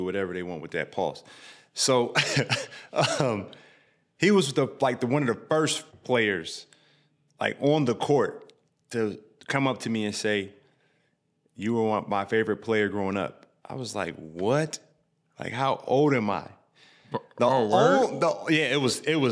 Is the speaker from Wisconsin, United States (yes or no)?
no; Illinois, United States; we're from Illinois